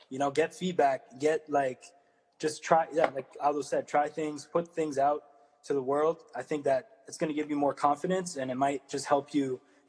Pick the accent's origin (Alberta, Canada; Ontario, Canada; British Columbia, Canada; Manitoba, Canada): Ontario, Canada; Ottawa; I'm from Ottawa too, man. Shout out. 94, play soccer in Dupass, bro.